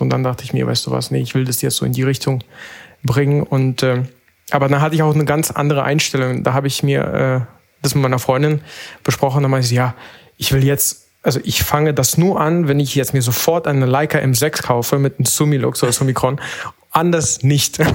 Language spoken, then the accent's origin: German; Berlin, Germany; ich komme aus Berlin